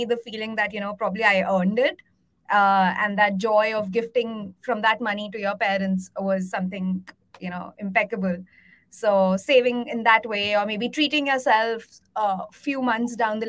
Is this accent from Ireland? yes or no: no; India; I was born and brought up in India.